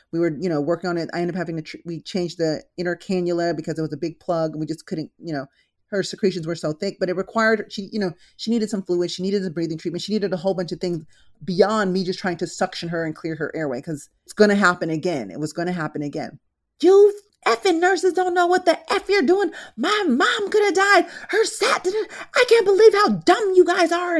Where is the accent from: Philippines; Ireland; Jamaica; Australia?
Philippines; also born or lived in San Diego; now in Los Angeles, United States; I was actually born in the Philippines, then we moved to San Diego, and now I'm here